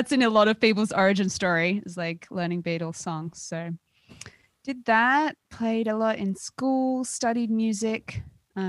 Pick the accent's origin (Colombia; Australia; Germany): Australia; accent: Australian; moved away as an adult; also born or lived in Bay Area, United States; now in Los Angeles, United States; I was born in Australia, and my dad is actually American, so I've got dual citizenship